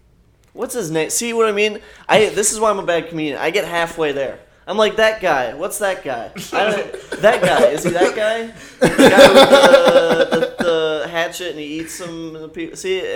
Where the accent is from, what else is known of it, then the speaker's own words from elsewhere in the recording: Minnesota, United States; moved away as an adult; also born or lived in Fargo, North Dakota; I grew up in Minnesota.